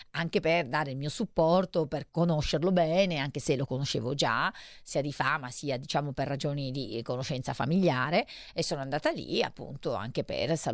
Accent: Cuneo, Piedmont, Italy; la mia città natale, perché io sono nata a Cuneo

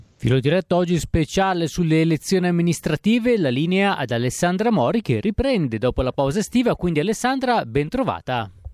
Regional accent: Veneto, Italy; Io vengo dal Veneto

